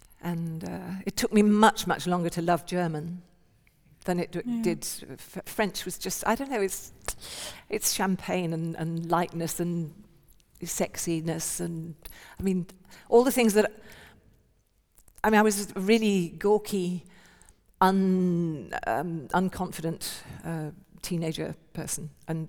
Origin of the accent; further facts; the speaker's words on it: England, United Kingdom; I wanted people not to know that I was from England when I was there.